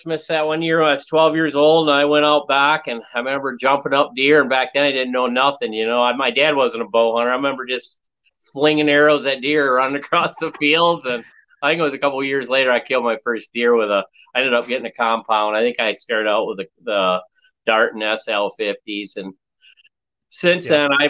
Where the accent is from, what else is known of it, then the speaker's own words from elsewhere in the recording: the Thumb of Michigan, United States; moved away as an adult; now in Iowa, United States; come from Michigan, born and raised on the east side up in the thumb of Michigan.